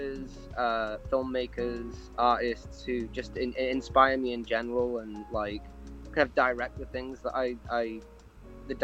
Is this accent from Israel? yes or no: no; Barnsley, Yorkshire and the Humber, United Kingdom; also born or lived in Manchester; I'm from Barnsley, in Yorkshire